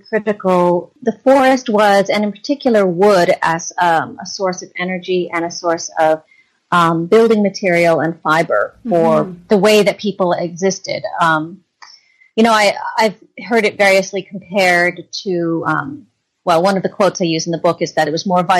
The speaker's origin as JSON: {"language": "English", "region": "Vermont", "country": "United States", "tie": "born or raised there", "said": "I grew up in Vermont"}